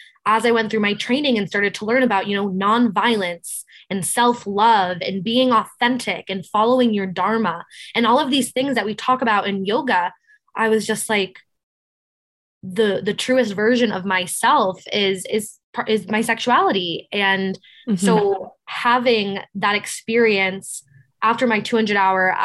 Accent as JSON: {"language": "English", "area": "Cape Cod", "region": "Massachusetts", "country": "United States", "moved": "yes", "lives_now": "New York, United States", "said": "I'm from Cape Cod, Massachusetts"}